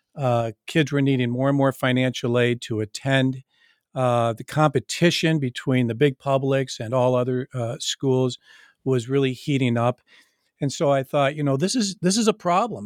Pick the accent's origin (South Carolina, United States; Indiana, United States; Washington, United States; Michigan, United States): Michigan, United States; I grew up in Michigan, as I mentioned, and I grew up playing hockey